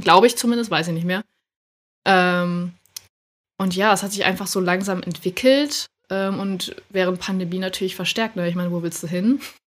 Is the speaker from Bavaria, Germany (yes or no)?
no; Schleswig-Holstein, Germany; moved away as an adult; now in Hamburg, Germany; wohne zurzeit in Hamburg und ab und zu auch mal in Schleswig-Holstein, wo ich aufgewachsen bin